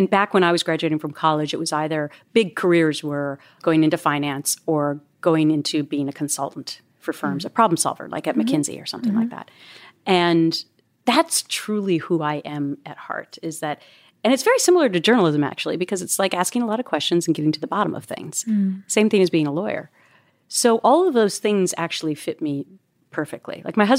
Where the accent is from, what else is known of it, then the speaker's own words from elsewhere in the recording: Minnesota, United States; I'm from Minnesota. It's not really a pageant state.